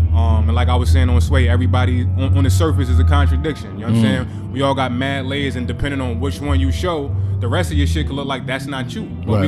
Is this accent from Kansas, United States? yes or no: no; East Orange, New Jersey, United States; also born or lived in Newark, New Jersey; I was born Beth Israel, 16th Ave, to about 4 or 5 years old. I can remember a little bit of that. Moved to Hilltown, Tremont and Sanford, East Orange.